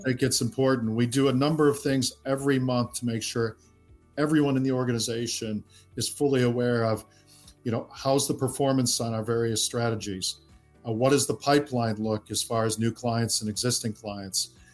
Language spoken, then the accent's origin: English; Midwest, United States; now in London, United Kingdom; we grew up in the Midwest in the United States